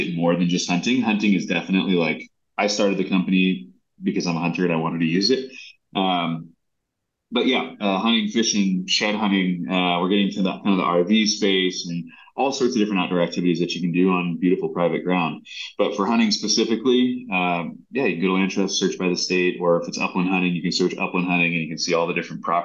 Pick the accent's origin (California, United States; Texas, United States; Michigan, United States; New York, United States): California, United States; Southern; now in Montana, United States; I grew up in Southern California